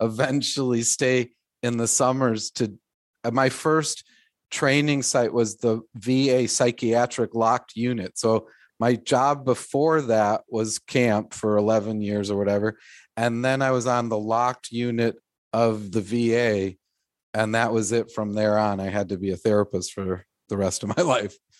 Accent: Glencoe, Illinois, United States; I grew up in Glencoe

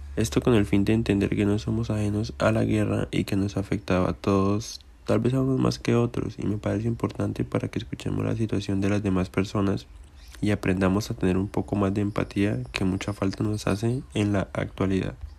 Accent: Colombia; como colombiano

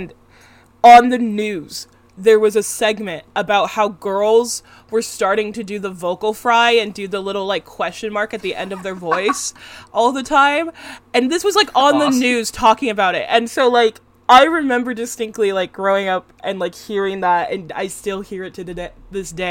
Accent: West Coast, United States; I'm from the West Coast

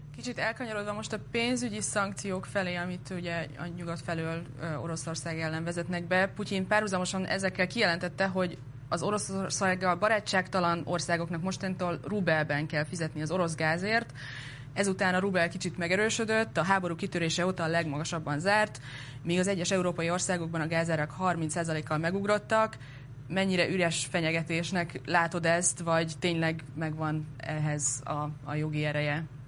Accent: Veszprém, Veszprém County, Hungary; moved away; mert én Veszprémi vagyok, a családom Almádiban él

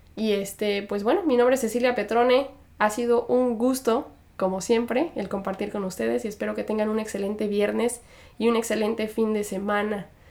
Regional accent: Mexico; moved away; soy de México

